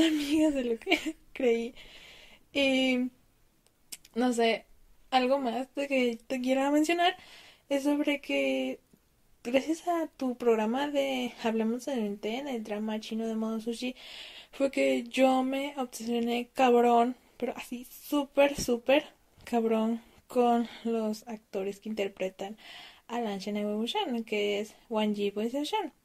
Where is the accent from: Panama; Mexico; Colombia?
Mexico; Tengo 20 años y soy de México.